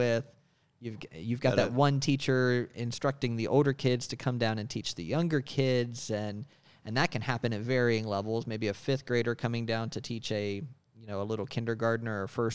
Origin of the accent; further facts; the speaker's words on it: Wood County, West Virginia, United States; I was born and raised in Wood County